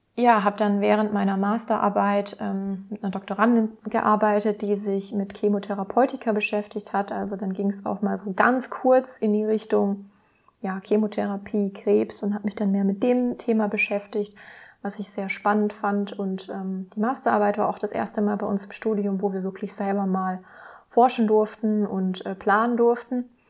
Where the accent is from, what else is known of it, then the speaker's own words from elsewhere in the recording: Heilbronn, Baden-Württemberg, Germany; also born or lived in Karlsruhe; Also aufgewachsen bin ich in Heilbronn in Baden-Württemberg.